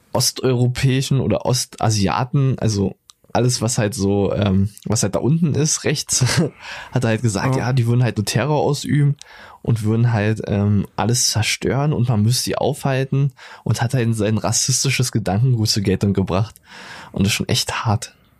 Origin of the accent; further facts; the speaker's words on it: Brandenburg an der Havel, Brandenburg, Germany; Geboren in Brandenburg an der Havel